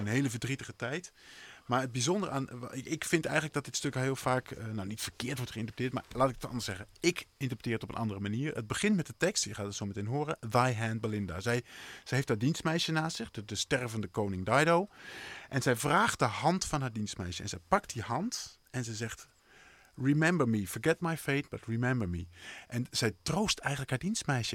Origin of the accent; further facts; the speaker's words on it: near Bolsward, Friesland, Netherlands; in Bolsward heb je dat is het, stadje vlakbij waar ik vandaan kom